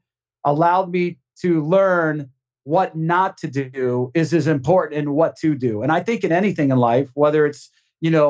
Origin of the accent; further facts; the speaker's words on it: Maine, United States; moved away; I'm from Maine originally